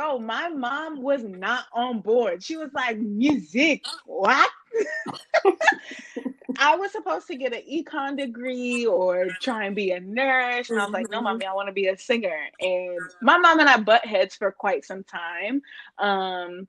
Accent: outside of Atlanta, Georgia, United States; also born or lived in Pennsylvania/New Jersey area; we've lived in outside of Atlanta since the 90s, so I consider myself to be a Georgia peach

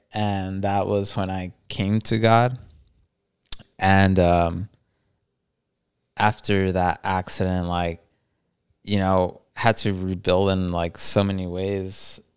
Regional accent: El Paso, Texas, United States; we're both from El Paso

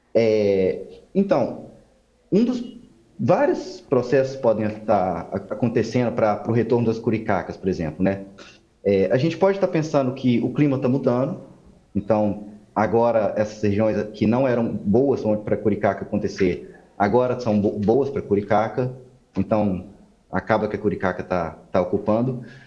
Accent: Belo Horizonte, Minas Gerais, Brazil; now in Goiânia, Brazil; eu não sou de Goiás, né? Eu sou de BH

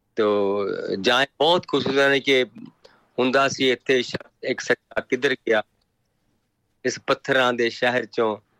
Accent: Patar Kalan, Punjab, India; ਸਾਡੇ ਪਿੰਡ ਪੱਤਰ ਕਲਾਂ

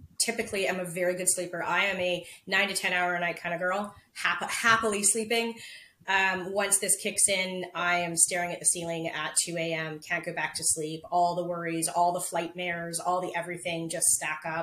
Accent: Prince Rupert, British Columbia, Canada; I was born in Prince Rupert with, if anybody knows where that is, it rains 300 days a year there.

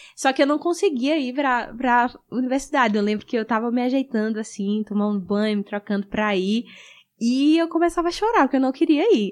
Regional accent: Rio Grande do Norte, Brazil; moved away as an adult; also born or lived in Currais Novos, Rio Grande do Norte; now in Amazonas, Brazil; eu nasci lá, só que eu cresci em outra cidade, mais no interior

